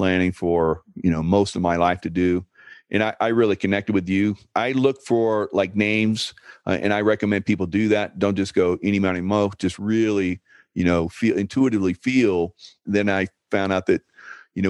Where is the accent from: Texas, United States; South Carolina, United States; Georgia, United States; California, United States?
South Carolina, United States; Columbia; as a kid, I grew up in Columbia and came to Charleston a lot